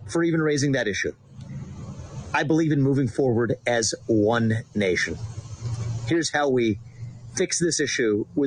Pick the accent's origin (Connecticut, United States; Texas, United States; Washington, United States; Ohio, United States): Ohio, United States; my home state of Ohio.